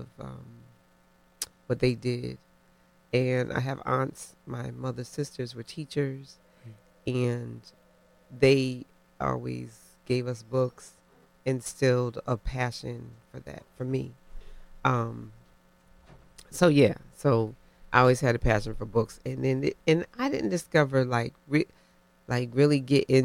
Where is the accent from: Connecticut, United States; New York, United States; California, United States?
Connecticut, United States; New Haven; I grew up in New Haven in just in a time of the Black Panthers.